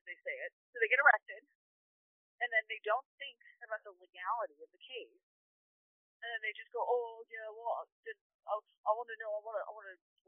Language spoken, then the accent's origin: English; Orange County, California, United States; I'm from Orange County, which is actually an expensive area